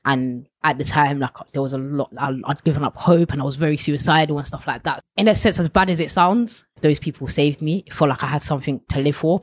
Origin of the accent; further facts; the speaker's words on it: Ilford, London, United Kingdom; Ilford and around that area was kind of where I grew up